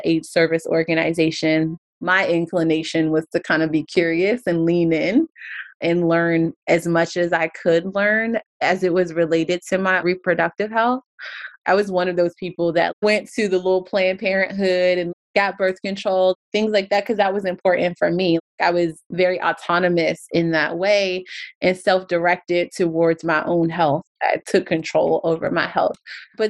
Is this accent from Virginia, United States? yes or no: yes; Alexandria, Virginia, United States; I grew up in Alexandria